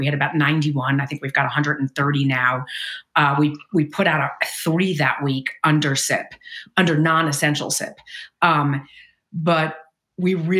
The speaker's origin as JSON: {"language": "English", "town": "New York City", "region": "New York", "country": "United States", "tie": "born or raised there", "moved": "yes", "lives_now": "Bay Area, United States", "said": "I'm originally from Brooklyn, New York, which I think kind of matters. It's a little bit of a different way to grow up and be raised and then moving to the Bay Area"}